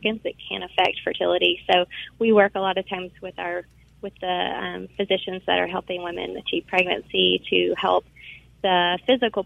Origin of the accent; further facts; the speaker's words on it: Jackson, Mississippi, United States; moved away as an adult; also born or lived in Southaven, Mississippi; now in Memphis, United States; I'm from Jackson, but I live in Memphis now.